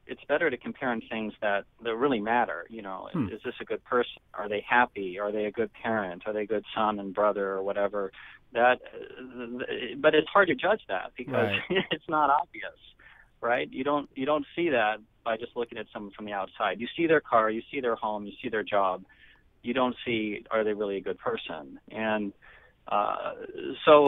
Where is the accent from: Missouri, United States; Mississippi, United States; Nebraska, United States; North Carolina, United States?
Nebraska, United States; moved away as an adult; also born or lived in Iowa; I'm from Nebraska